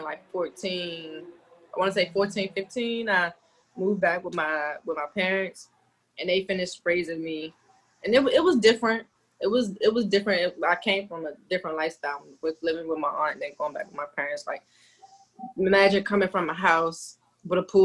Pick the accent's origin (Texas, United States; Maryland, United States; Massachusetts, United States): Maryland, United States; Upper Marlboro; my aunt raised me and my two of my sisters. So I've lived in Upper Marlboro with my aunt